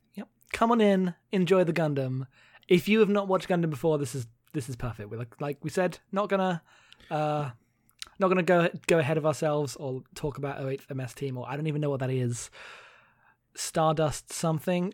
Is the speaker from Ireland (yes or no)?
no; United Kingdom; I am a British non-binary person